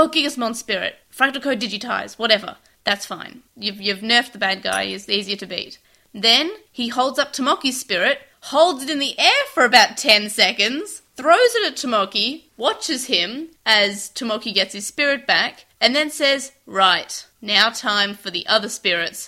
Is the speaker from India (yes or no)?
no; Australia; I am an Australian. We have Australian holidays